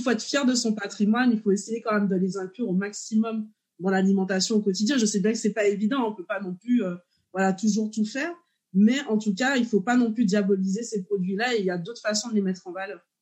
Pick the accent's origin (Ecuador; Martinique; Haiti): Martinique; je suis martiniquaise